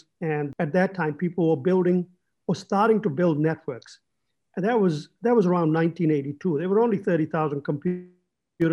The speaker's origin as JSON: {"language": "English", "region": "England", "country": "United Kingdom", "tie": "born or raised there", "said": "I grew up in England"}